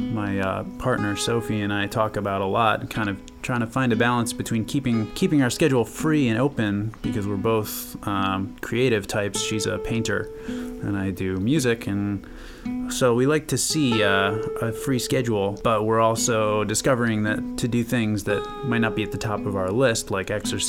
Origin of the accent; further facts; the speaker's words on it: New York City, New York, United States; I grew up in New York City, so park time was a break from the urban gray